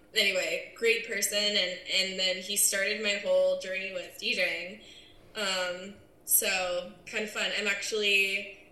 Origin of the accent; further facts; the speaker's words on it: San Diego, California, United States; also born or lived in Charleston, South Carolina; I'm born and raised in San Diego